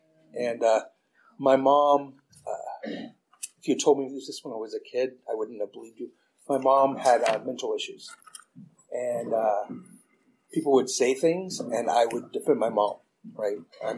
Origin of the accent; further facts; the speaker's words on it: Oklahoma, United States; because I grew up in Oklahoma, so I'd never seen people from other races that much.